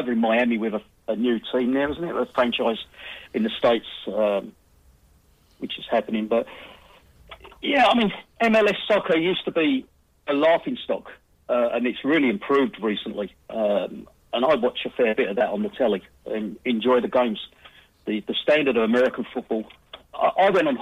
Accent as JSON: {"language": "English", "region": "England", "country": "United Kingdom", "said": "as an Englishman"}